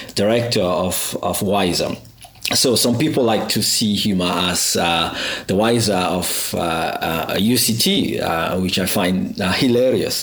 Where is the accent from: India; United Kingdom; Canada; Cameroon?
Cameroon; also born or lived in Botswana; now in Cape Town, South Africa; I come from Cameroon